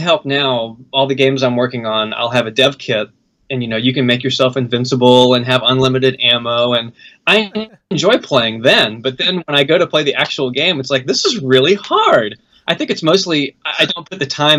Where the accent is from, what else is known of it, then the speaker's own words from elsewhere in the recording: North Carolina, United States; moved away; I'm from North Carolina, so I moved back to North Carolina like in the early 2000s